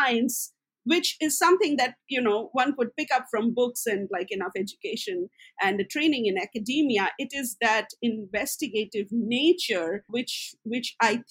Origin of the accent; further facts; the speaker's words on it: West Bengal, India; I was born in Bengal